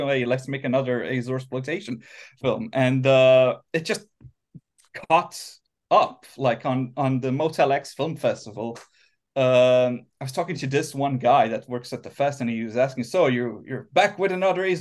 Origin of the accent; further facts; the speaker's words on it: Azores, Portugal; moved away as an adult; also born or lived in Fall River, Massachusetts, United States; now in Helsinki, Finland; we moved back to the Azores